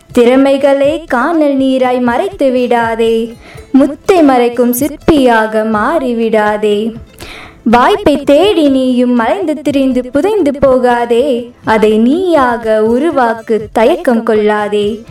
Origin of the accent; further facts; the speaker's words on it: Coimbatore, Tamil Nadu, India; also born or lived in Sivakasi; நான் பிறக்கும்போது சிவகாசியில் இருந்தேன் மூணு வயசில் கோயம்புத்தூருக்கு வந்தேன் அப்போ இருந்து கோயம்புத்தூரில் தான்